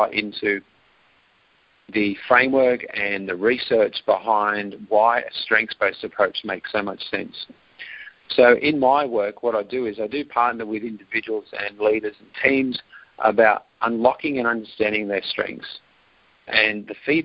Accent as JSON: {"language": "English", "country": "Australia", "accent": "Australian", "said": "Yes, live in Australia, and for those US listeners today, enjoy my accent. I do hear it does come across quite strong."}